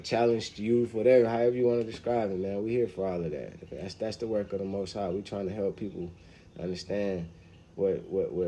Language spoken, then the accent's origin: English; Atlanta, Georgia, United States; I'm from Atlanta